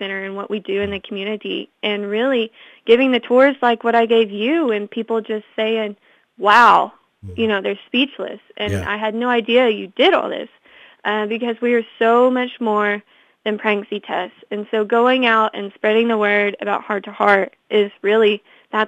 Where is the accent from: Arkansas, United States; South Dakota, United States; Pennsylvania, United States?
Arkansas, United States; Fort Smith; I'm from the Fort Smith area, so I was coming home during the summertime